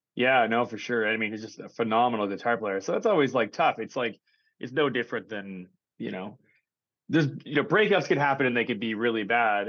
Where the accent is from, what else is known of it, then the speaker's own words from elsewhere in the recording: Saskatoon, Saskatchewan, Canada; I'm from Saskatoon